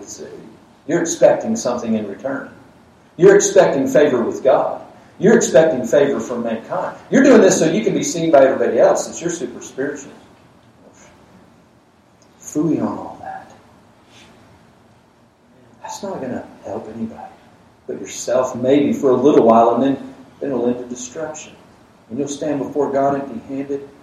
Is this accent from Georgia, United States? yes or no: yes; Georgia, United States; I grew up in Georgia